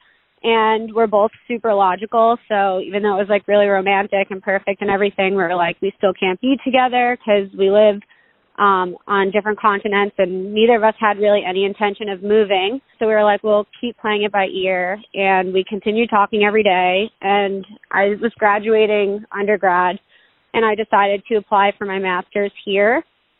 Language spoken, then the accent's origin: English; New York, United States; moved away; I was from New York